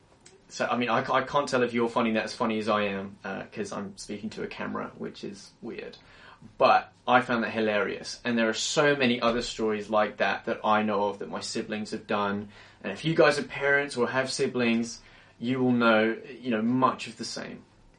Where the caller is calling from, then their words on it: London, United Kingdom; I'm tuning in from London, England, and it's cold here.